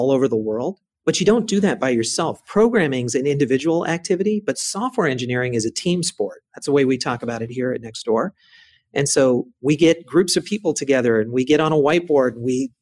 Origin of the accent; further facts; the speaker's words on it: Bay Area, California, United States; I grew up again in the Bay Area